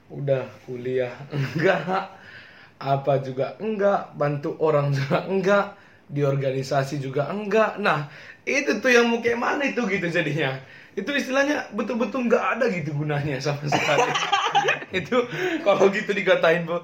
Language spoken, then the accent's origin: Indonesian; Karo, North Sumatra, Indonesia; yo perkenalkan … aku, dari Karo dari Karo Sumatera Utara